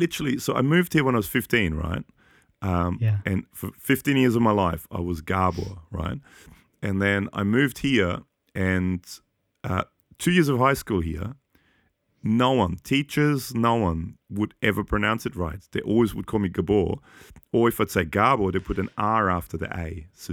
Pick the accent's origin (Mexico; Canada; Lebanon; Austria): Austria; I grew up in Austria to a Hungarian dad and a German Polish mum. And so I was kind of a foreigner in Austria and I'm a foreigner here.